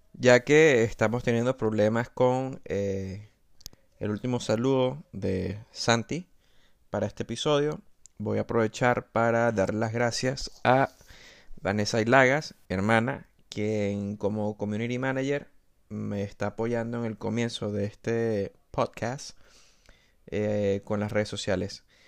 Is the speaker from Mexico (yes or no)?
no; Spain; como españoles, como ciudadanos de este, este país